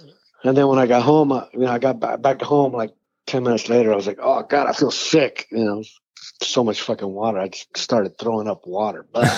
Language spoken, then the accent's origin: English; Oakland, California, United States; born or raised there; also born or lived in Mexico / Los Angeles